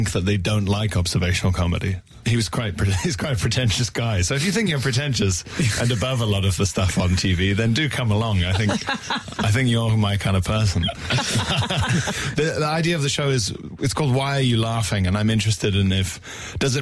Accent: Isle of Man; also born or lived in Johannesburg, South Africa; Originally South Africa, but we moved when I was very young to the Isle of Mann

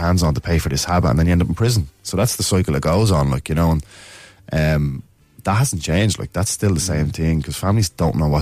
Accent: Dublin, Leinster, Ireland; I grew up in Ballymun

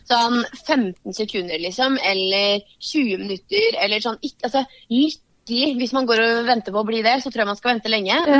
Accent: Varteig, Østfold, Norway; Vartei er liksom tettsted der jeg er fra

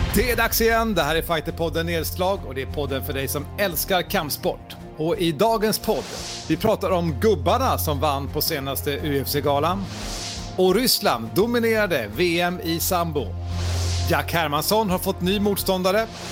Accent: Sweden; vi svenskar

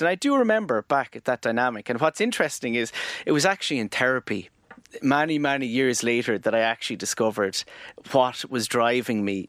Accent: Tramore, Munster, Ireland; I grew up in Tremor, yeah, in the, um, er, the nineteen eighties.

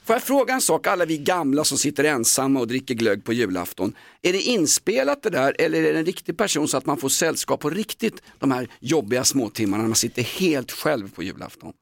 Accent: Stockholm, Stockholm County, Sweden; jag är kolonial stockholmare

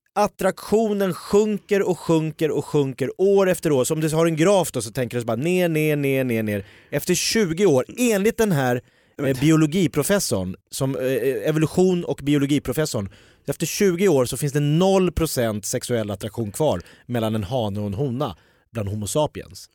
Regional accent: Järfälla, Stockholm County, Sweden; jag är från Jakobsberg

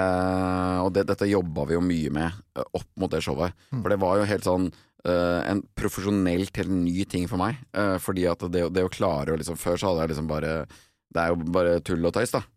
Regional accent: Vestfold, Norway; hjemme i Vestfold

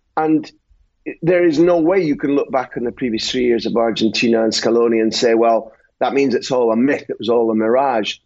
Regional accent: Scotland, United Kingdom; I'm Scottish

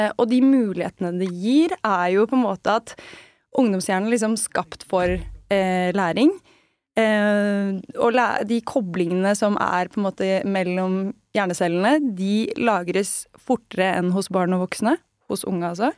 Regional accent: Østfold, Norway; siden jeg er fra Østfold

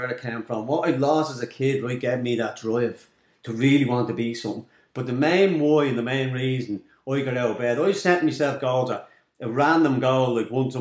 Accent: Dublin, Leinster, Ireland; I grew up in Darndale, I grew up in Cooler with nothing.

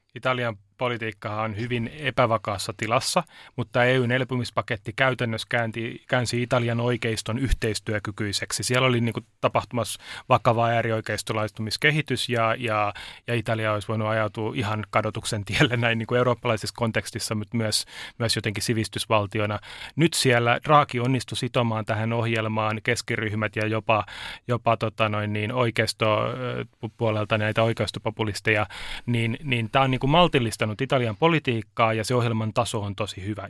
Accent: Turku, Southwest Finland, Finland; Mä oon Turusta kotoisin

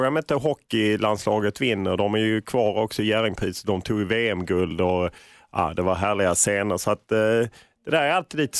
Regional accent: Lund, Skåne, Sweden; jag är ju från Lund.

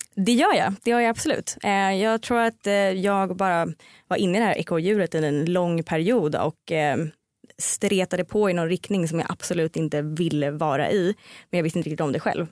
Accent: Stockholm, Stockholm County, Sweden; jag kommer från Stockholm

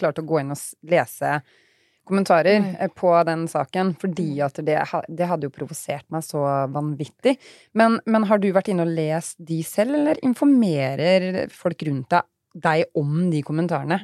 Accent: Fredrikstad, Østfold, Norway; now in Sarpsborg, Norway; jeg dro fra Fredrikstad til Sarpsborg

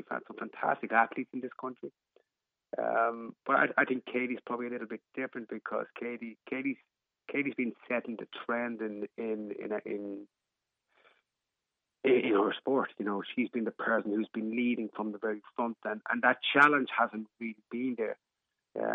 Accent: Ireland; as an Irish person

